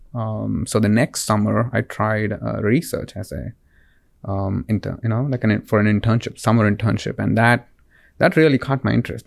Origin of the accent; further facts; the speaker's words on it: Bangalore, Karnataka, India; moved away; I'm originally uh, from Bangalore, India. So it's a city in the southern part of India.